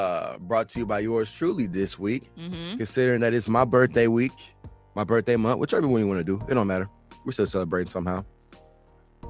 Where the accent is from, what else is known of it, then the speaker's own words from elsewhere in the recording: Joliet, Illinois, United States; Joliet, my hometown